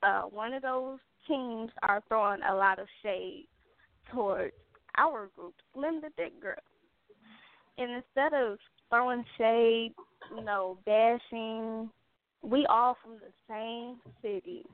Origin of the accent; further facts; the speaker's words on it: Gary, Indiana, United States; her and I, we are both from Gary, Indiana